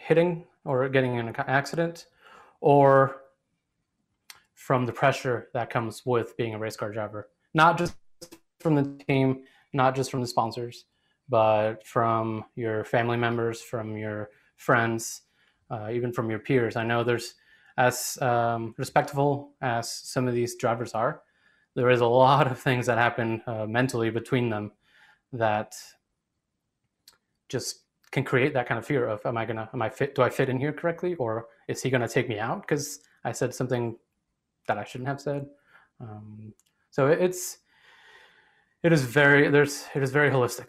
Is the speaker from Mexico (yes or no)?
yes; Mexico; moved away; also born or lived in Arizona; I was born and raised in Mexico